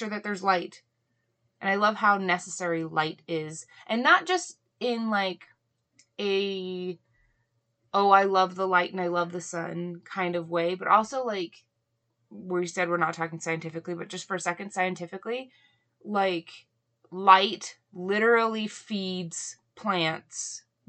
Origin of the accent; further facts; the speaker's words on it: Hawaii, United States; I grew up in Hawaii